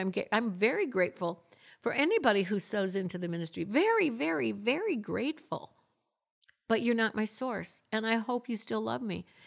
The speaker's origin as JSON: {"language": "English", "region": "Florida", "country": "United States", "tie": "born or raised there", "also_born_or_lived": "Michigan", "moved": "yes", "lives_now": "Tulsa, United States", "said": "I'm, I'm originally from Michigan. I grew up in Florida"}